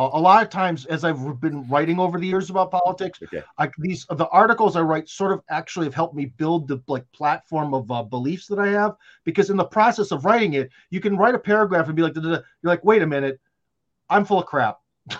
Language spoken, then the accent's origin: English; Russia; English is a second language; I am from Russia, so everything sounds very the way they speak.